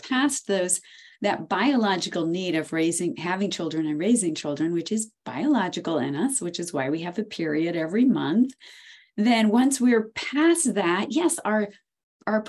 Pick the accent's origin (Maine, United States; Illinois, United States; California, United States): Maine, United States; I'm from Maine.